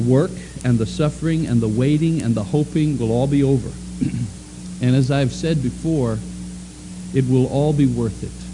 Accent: Oklahoma, United States; also born or lived in Montreal, Canada; I was born in Montreal, Canada, but I'm from Oklahoma.

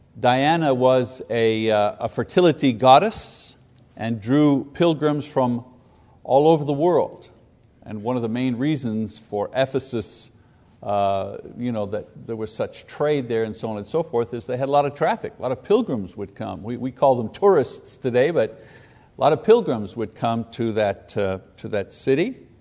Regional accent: Quebec, Canada; And the closest idea of that for my experience was where I grew up in Catholic Quebec.

